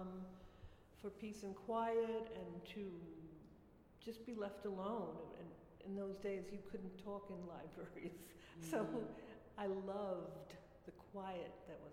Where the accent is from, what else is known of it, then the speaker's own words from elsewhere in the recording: New York City, New York, United States; moved away as an adult; also born or lived in Orangeburg, Rockland County, New York; I lived here from when I was a baby until 18, and then I moved away. And I've just come back 3 years ago.